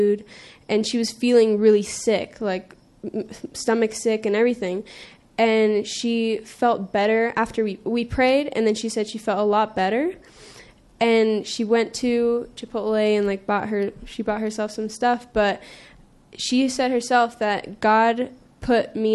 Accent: California, United States; I'm from California

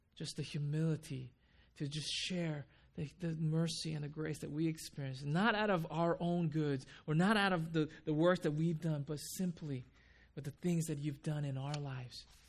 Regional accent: Huntington Beach, California, United States; also born or lived in Japan; I grew up in Huntington Beach

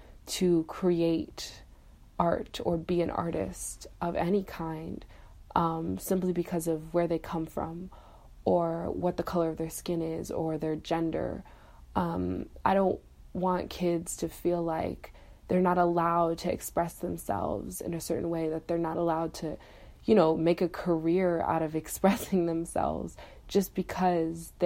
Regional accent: Buffalo, New York, United States; I'm from Buffalo, New York

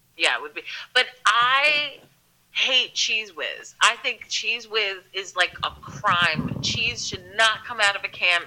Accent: Philadelphia, Pennsylvania, United States; I'm from Philly. I am from Philly. I am born and raised oh, here

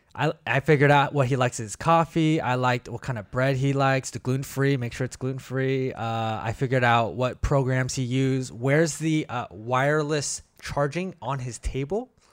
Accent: Bay Area, California, United States; moved away as an adult; also born or lived in Korea / Kansas City, Missouri; now in Portland, United States; we came to, uh, the Bay Area and did kindergarten to, uh, high school, public school

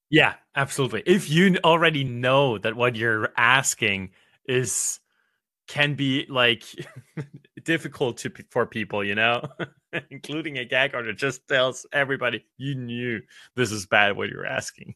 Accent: Australia; for me as an Australian

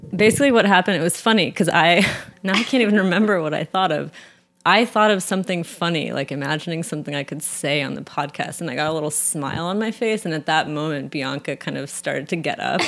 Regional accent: San Francisco, California, United States; I grew up in San Francisco

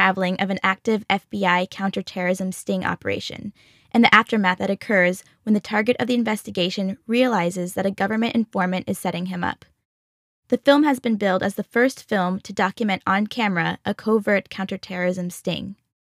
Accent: Missouri, United States; I'm from Missouri

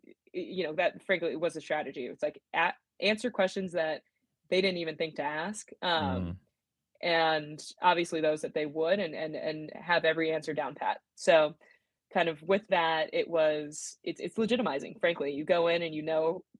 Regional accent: San Diego, California, United States; moved away as an adult; also born or lived in La Jolla; now in Sacramento, United States; I grew up in San Diego, in coastal San Diego

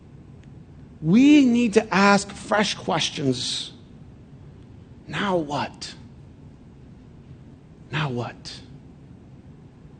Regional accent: Flint, Michigan, United States; moved away; a bunch of buddies that I grew up with in Flint

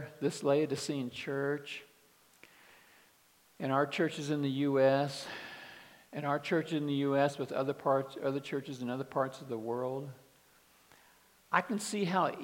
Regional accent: Kansas City, United States; moved away; also born or lived in Dallas, Texas; I grew up in Kansas City

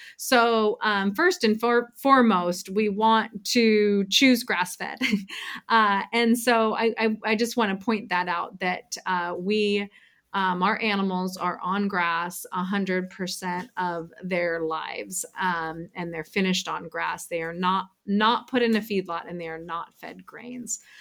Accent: Pacific Northwest, United States; moved away as an adult; now in Bay Area, United States; I'm originally from the Pacific Northwest

